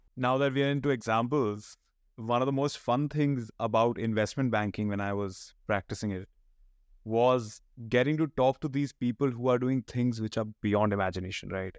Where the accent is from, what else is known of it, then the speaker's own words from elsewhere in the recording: Panipat, Haryana, India; I come from Panipat